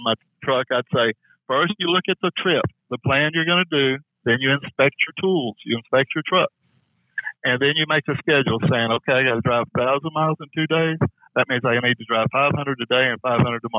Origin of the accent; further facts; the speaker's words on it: Fort Worth, Texas, United States; I come from Texas, Fort Worth, where it's pretty flat